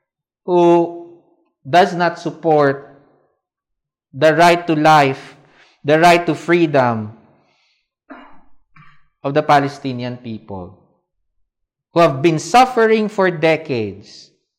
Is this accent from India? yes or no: no; Philippines